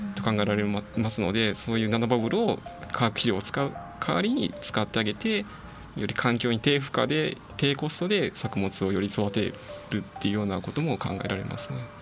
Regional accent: Akashi, Hyogo, Japan; moved away as an adult; also born or lived in Hokkaido / Tokyo / Saitama; 明石出身

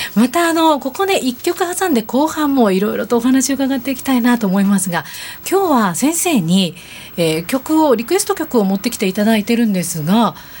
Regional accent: Tokorozawa, Saitama, Japan; 所沢出身住んでいる

